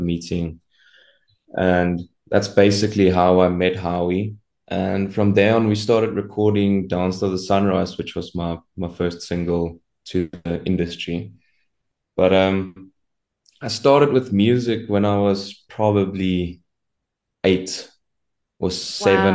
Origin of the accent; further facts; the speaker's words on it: Centurion, Gauteng, South Africa; I'm from Centurion in Pretoria.